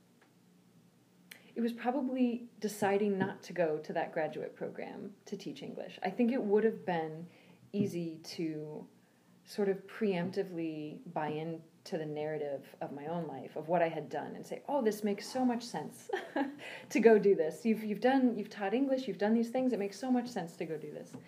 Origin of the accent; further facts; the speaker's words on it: United States; moved away as an adult; I am an American who does not live in America